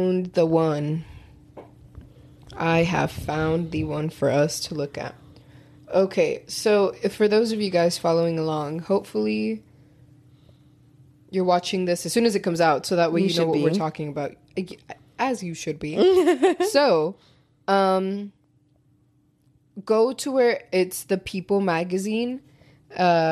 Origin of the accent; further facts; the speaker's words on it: Texas, United States; as a Texan.